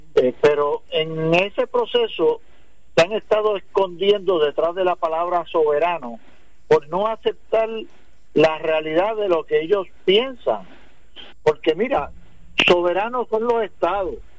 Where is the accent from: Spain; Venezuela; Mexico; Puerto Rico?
Puerto Rico; nosotros no somos inmigrantes, nosotros somos puertorriqueños, ciudadanos americanos